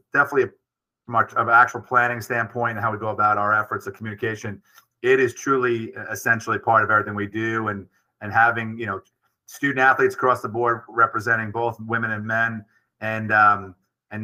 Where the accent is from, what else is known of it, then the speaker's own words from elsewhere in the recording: New York City, New York, United States; also born or lived in Brooklyn / Long Island; I'm born in Brooklyn, raised in Queens, and live in Long Island and work in the Bronx